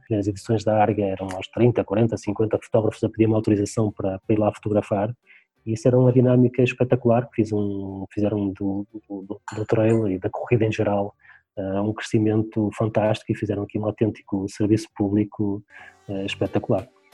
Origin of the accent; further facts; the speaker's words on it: Portugal; aqui na, na freguesia onde nasci, onde continuo a viver.